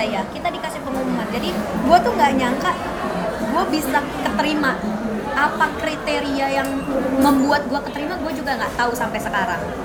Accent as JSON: {"language": "Indonesian", "region": "West Java", "country": "Indonesia", "said": "aku Jawa, Jawa Barat"}